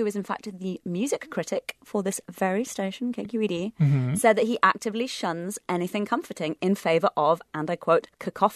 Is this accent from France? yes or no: no; United Kingdom; now in United States